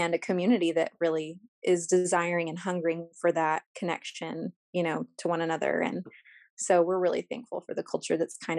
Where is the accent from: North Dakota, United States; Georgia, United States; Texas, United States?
Texas, United States; Corpus Christi; the street that I grew up on here in Corpus